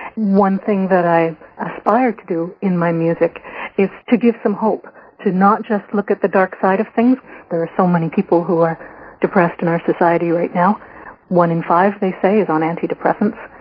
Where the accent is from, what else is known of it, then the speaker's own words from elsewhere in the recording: Canada; I was a white Irish Canadian woman